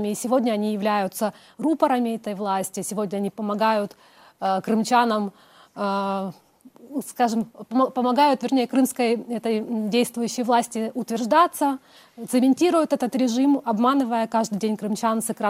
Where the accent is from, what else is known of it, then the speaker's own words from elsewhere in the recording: Crimea, Ukraine; also born or lived in Simferopol; Э, Красногвардейские районы, там моя э, родина, но перед тем, как я покинула Крым, я 10 лет прожила в Симферополе, то есть я считаю, это тоже такой мой родной город